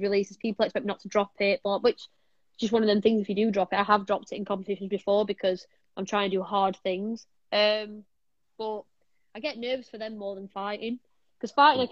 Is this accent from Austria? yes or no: no; Sheffield, Yorkshire and the Humber, United Kingdom; I'm from Sheffield